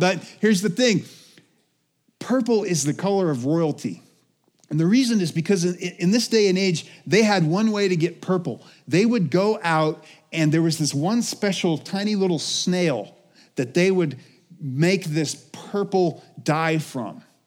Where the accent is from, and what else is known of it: United States